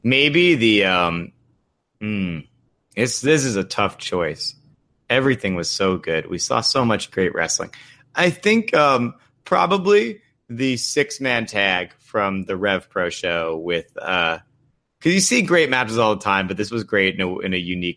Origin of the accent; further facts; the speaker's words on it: Long Island, New York, United States; I'm from New York. I'm from Long Island.